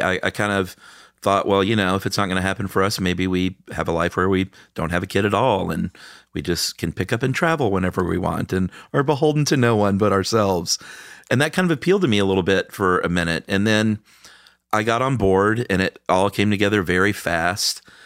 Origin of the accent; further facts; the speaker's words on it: the American South, United States; I'm a boy from the American South